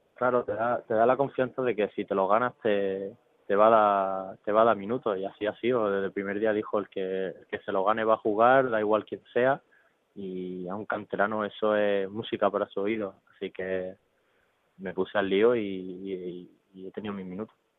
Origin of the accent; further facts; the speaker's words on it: Málaga, Andalusia, Spain; yo soy malagueño